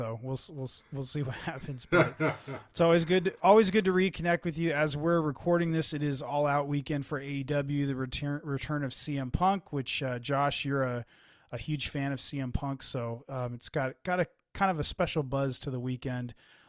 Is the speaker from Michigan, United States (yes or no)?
no; San Jose, California, United States; In my hometown of San Jose, California.